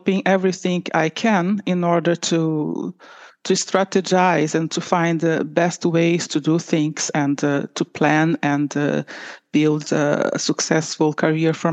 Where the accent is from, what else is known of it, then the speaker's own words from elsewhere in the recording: Rio de Janeiro, Brazil; moved away as an adult; now in Oslo, Norway; I'm Brazilian from Rio de Janeiro. And I moved to Norway for 25 years already, 25 years ago